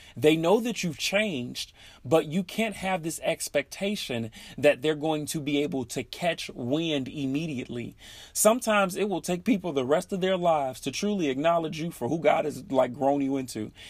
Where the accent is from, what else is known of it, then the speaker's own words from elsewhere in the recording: Chicago, Illinois, United States; moved away as an adult; now in Seattle, United States; living in in Seattle now, but I am originally from Chicago